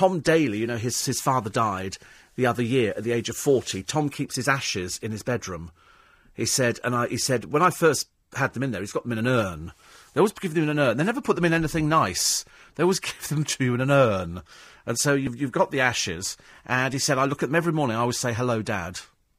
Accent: United Kingdom; people love coming here anyway because we're quaint. We're British.

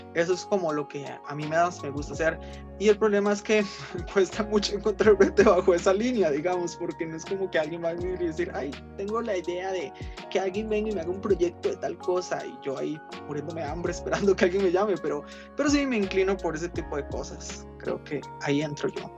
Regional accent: Costa Rica; also born or lived in Nicaragua; yo hablaba como cualquier otro chiquito de, aquí, digamos, porque me crié aquí.

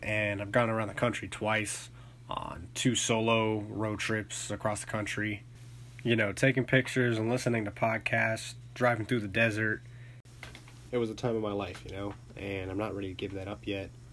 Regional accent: Charlotte, North Carolina, United States; I was born and raised in Charlotte, North Carolina

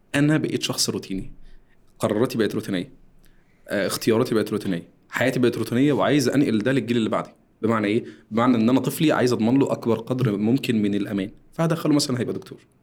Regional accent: Egypt; احنا عندنا في مصر

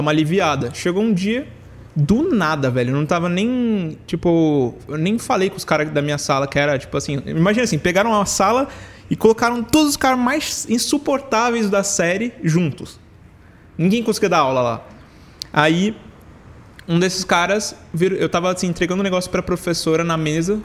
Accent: São Paulo, Brazil; Eu nasci em São Paulo também.

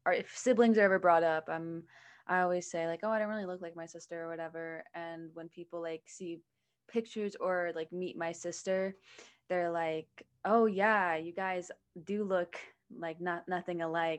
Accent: Scottsdale, Arizona, United States; growing up in Scottsdale

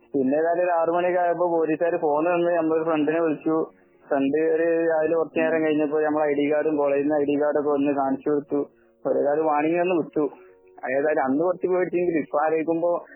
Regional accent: Malappuram, Kerala, India; ഇന്നോട് ഇവിടെ സ്ഥലം ചോദിച്ചു മലപ്പുറം

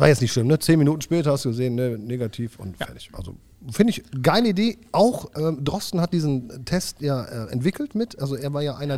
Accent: Germany; du bist ja Deutscher, ich bin Deutscher

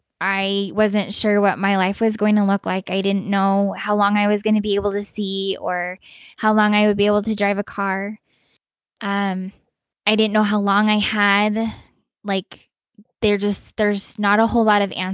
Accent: Utah, United States; moved away as an adult; also born or lived in Virginia / Texas; now in Colorado, United States; I grew up in Utah pretty much my whole life

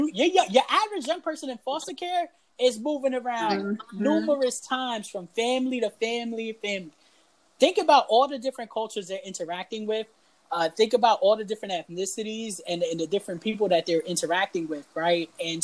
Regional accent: Canada; oh, I don't speak Spanish because I grew up in Canada?

